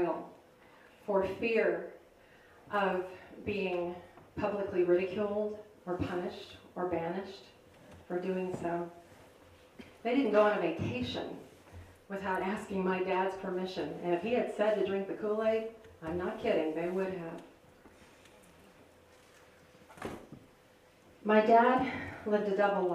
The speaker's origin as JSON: {"language": "English", "area": "outside of Chicago", "region": "Illinois", "country": "United States", "tie": "born or raised there", "said": "I grew up outside of Chicago."}